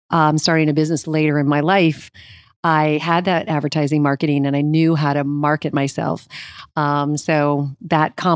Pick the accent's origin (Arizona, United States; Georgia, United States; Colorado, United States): Arizona, United States; Phoenix; moved away as an adult; also born or lived in Evanston, Illinois / New York; now in Los Angeles, United States; I was raised in Arizona.